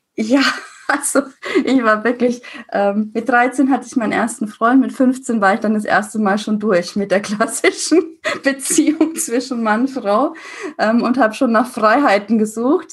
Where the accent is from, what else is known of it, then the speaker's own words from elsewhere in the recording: Würzburg, Bavaria, Germany; accent: rolled R (Franconian); moved away as an adult; nach Würzburg, wo ich herkomme, hört man auch das R